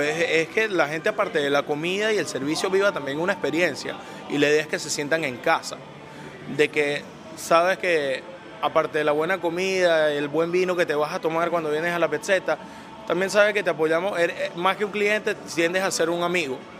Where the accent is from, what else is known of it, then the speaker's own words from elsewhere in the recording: Venezuela; also born or lived in Italy; now in United States; yo nací en Italia y a la edad de tres años fue que vine a Venezuela